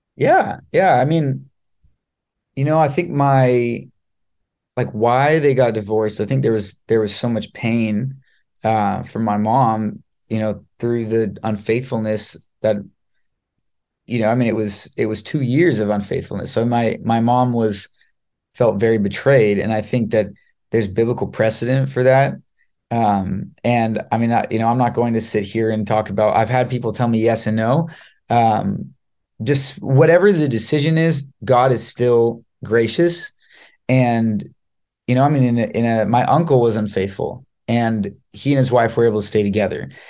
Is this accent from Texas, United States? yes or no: no; Los Angeles, California, United States; I am from Los Angeles, California